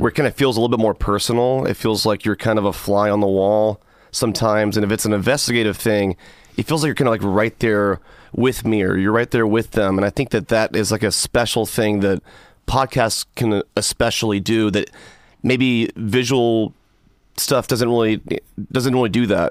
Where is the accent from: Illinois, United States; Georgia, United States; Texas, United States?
Georgia, United States; my home state of Georgia